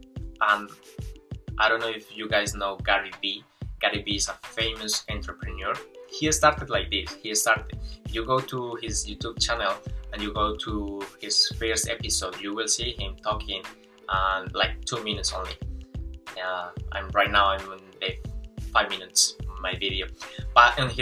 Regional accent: Colombia; English is a second language; moved away as an adult; also born or lived in Venezuela; now in New Zealand; I'm Colombian. Well, actually I was born in Venezuela, but I grew up in Colombia

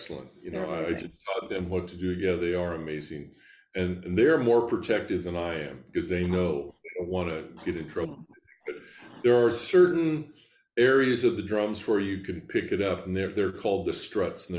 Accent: Scottsbluff, Nebraska, United States; now in Lincoln, United States; a high school orchestra where I grew up in Scottsbluff, Nebraska.

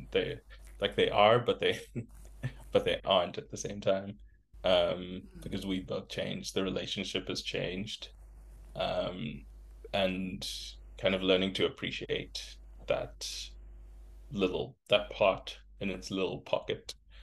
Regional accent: Zimbabwe; moved away; I grew up in Zimbabwe

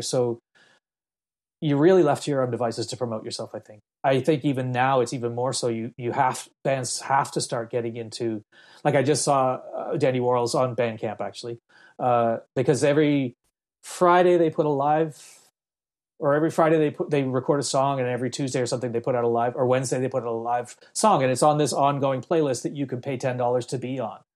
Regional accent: Halifax, Nova Scotia, Canada; moved away as an adult; also born or lived in Belfast, Northern Ireland / Jamaica; I settled in Middlesackville, which is outside of Halifax, and started to go to elementary school there, which is grade four or something, grade five, that's when I really was living in, in Canada

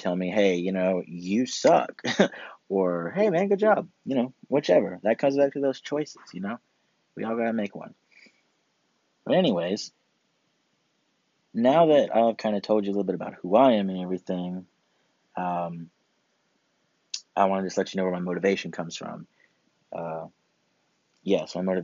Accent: Augusta, Georgia, United States; right now in Augusta, Georgia, my hometown where I'm from, in North Augusta, the CSRA

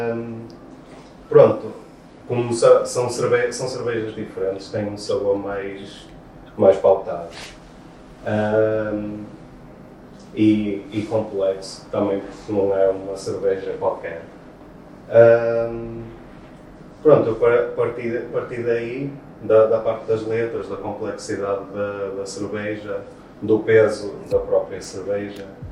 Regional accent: Porto, Norte, Portugal; sou do Porto e sou beatboxer

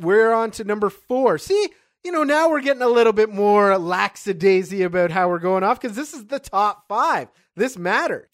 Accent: Canada; as a Canadian who has never been to a reservation

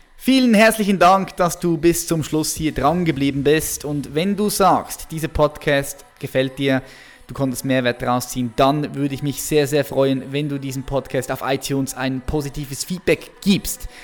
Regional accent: Switzerland; ich bin Schweizer

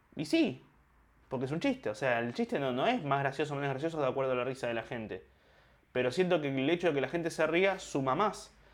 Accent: Argentina; yo soy argentino

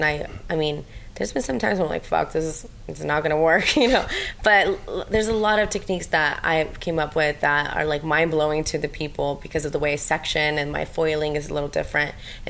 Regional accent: Ukraine; moved away; I think it's just my Ukrainian. I'm from Ukraine and I think it's just like the Russian in me.

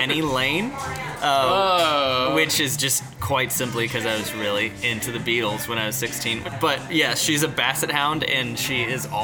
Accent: Kansas City, Missouri, United States; moved away as an adult; also born or lived in Columbia, Missouri; now in Chicago, United States; growing up in Kansas City with a mom who's very Polish

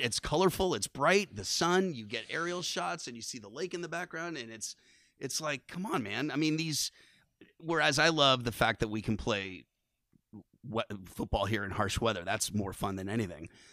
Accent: San Francisco, California, United States; now in Vermont, United States; growing up in San Francisco, you, you're kind of a … fan at birth, 'cause I literally lived ten blocks from the Haight Ashbury district

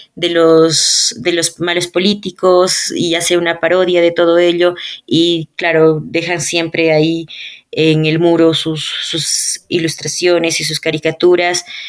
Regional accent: Ayacucho, Peru; cuando yo era niña y tenía como que 11 años y yo vivía en Ayacucho

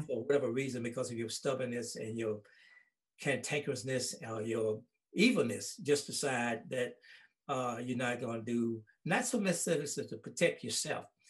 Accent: Holly Springs, Mississippi, United States; my hometown of Holly Springs

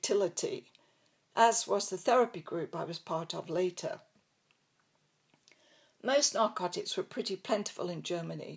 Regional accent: England, United Kingdom; accent: English; moved away as an adult; also born or lived in Coventry / Canada / United States; They actually liked my English accent, but really enjoyed hearing me pronounce laboratory.

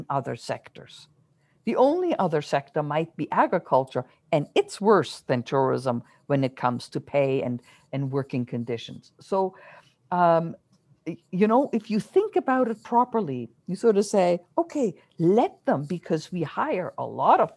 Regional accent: Germany; now in Canada; I grew up my childhood in Germany

